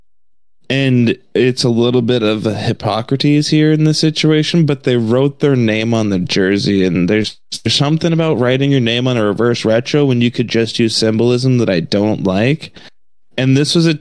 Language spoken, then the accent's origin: English; Western Canada, Canada; now in United States; we're from Western Canada